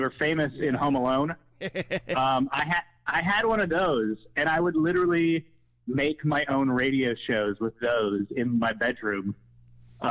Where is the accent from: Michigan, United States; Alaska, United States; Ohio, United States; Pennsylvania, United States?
Ohio, United States; West Chester; also born or lived in Wheaton, Illinois / Milwaukee, Wisconsin; But by and large have spent most of my life in Cincinnati, and mainly, I grew up in like the Westchester area, went to Lakota East High School